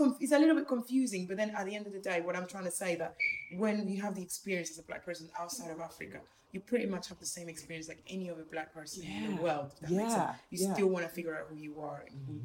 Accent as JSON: {"language": "English", "country": "Argentina", "tie": "born or raised there", "also_born_or_lived": "Democratic Republic of the Congo", "moved": "yes", "lives_now": "United Kingdom", "said": "I grew up in Latin America, so again, I grew up in Argentina, but I'm Congolese, so it's a crazy mix."}